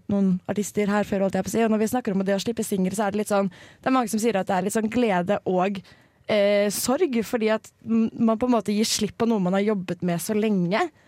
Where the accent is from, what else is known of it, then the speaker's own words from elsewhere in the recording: Oslo, Norway; kommer fra Oslo